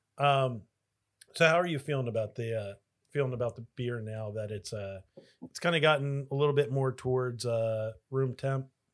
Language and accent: English; Delaware County, Pennsylvania, United States; moved away; I am from Delco, originally